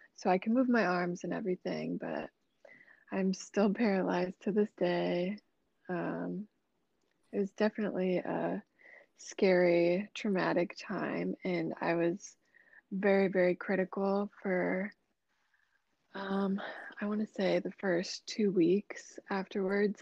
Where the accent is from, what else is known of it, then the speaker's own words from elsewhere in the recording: Des Moines, Iowa, United States; I'm from Des Moines, Iowa, I'm a Libra. Um, I just turned 26 this year. Um, yeah, I've lived in Des Moines since I was like six years old